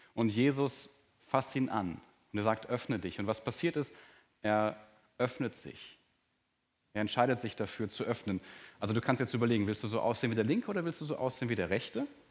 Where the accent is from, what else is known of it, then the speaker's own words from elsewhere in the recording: Germany; als Deutscher und auch als langjähriger Christ